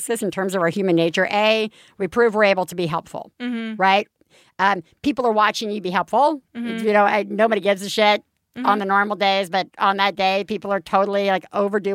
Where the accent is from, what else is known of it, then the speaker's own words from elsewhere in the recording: Alabama, United States; my hometown in Alabama